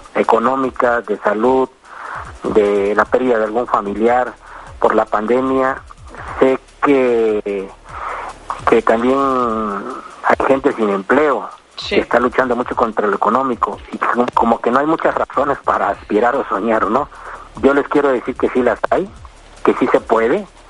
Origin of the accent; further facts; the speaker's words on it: Córdoba, Veracruz, Mexico; also born or lived in Mexico City; regresé a Córdoba, de donde soy originario